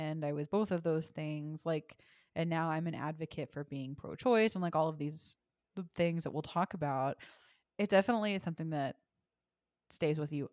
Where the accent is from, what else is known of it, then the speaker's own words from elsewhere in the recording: Texas, United States; I was raised in Texas, and I was raised in a First United Methodist church